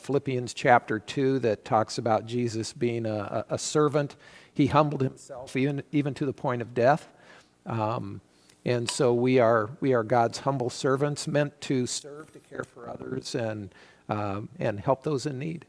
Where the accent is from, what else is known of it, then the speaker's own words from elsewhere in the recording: United States; we as American citizens